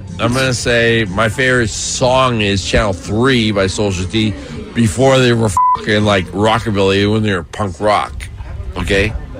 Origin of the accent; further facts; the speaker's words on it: Los Angeles, California, United States; Born and raised L.A., Los Feliz, Silver Lake.